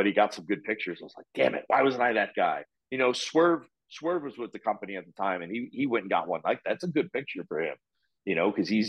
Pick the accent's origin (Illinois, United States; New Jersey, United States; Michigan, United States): Illinois, United States; Chicago; now in Orlando, United States; I grew up on AWA in Chicago. That's, you know, I'm born and bred in the city.